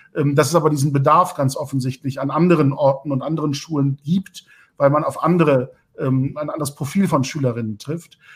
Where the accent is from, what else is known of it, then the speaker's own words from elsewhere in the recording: Lübeck, Schleswig-Holstein, Germany; in meiner Heimatstadt Lübeck Abitur gemacht